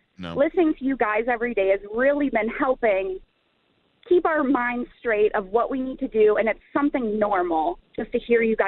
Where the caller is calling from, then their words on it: Ohio, United States; I live in Ohio.